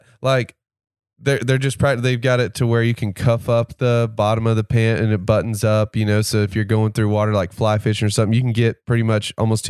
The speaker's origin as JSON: {"language": "English", "town": "Little Rock", "region": "Arkansas", "country": "United States", "tie": "born or raised there", "moved": "yes", "lives_now": "Northwest Arkansas, United States", "said": "Growing up in Little Rock, dude, we're in the duck hunting capital of the world."}